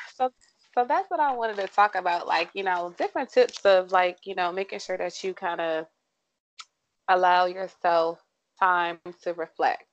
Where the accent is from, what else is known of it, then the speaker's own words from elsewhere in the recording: St. Mary's County, Maryland, United States; am from St. Mary's County, not born, but raised.